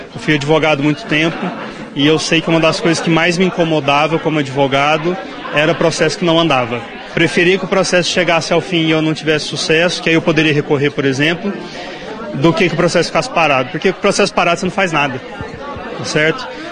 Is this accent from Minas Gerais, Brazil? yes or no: yes; Uberaba, Minas Gerais, Brazil; moved away as an adult; now in Rio Paranaíba, Brazil; eu sou de Uberaba